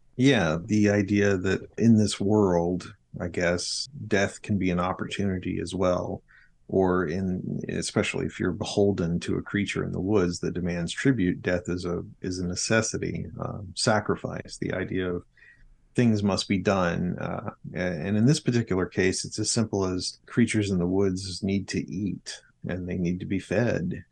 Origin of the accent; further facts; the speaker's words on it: South Arkansas, United States; also born or lived in middle Georgia; now in Georgia, United States; I grew up in South Arkansas in Polk Wood Country, paper mills in every small town